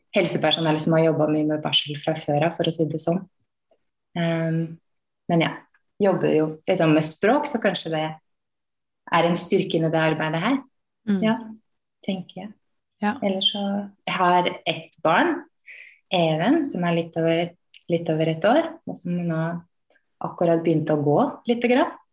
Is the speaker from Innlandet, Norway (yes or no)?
yes; Lillehammer, Innlandet, Norway; now in Oslo, Norway; kommer opprinnelig fra Lillehammer